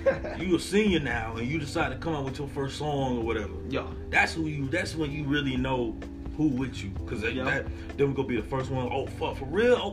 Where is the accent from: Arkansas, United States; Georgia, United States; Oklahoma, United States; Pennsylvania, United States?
Georgia, United States; Atlanta; I dealt with that shit. I'm from Atlanta, bro. I dealt with shit in high school, bro.